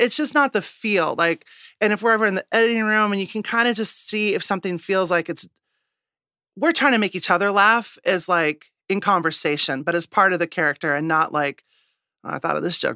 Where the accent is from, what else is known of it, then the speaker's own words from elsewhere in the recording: Midwest, United States; moved away; also born or lived in New York; I'm a Midwesterner